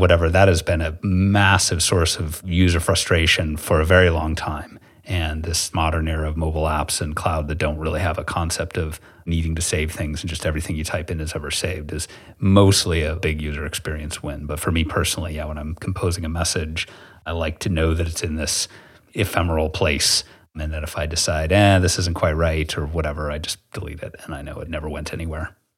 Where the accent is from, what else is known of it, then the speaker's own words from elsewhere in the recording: United States; being this American